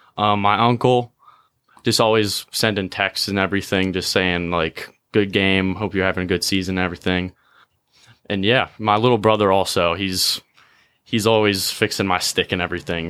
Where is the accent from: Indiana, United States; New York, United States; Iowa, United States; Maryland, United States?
Maryland, United States; Davidsonville; me and my brother are from Davidsonville